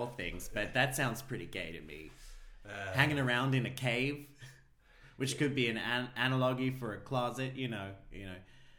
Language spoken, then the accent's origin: English; Australia; But on that note, I am an Australian.